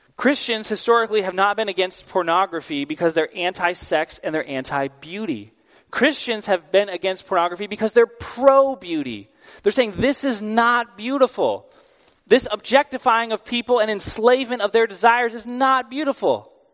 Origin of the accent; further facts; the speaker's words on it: East Coast, United States; I'm from the East Coast.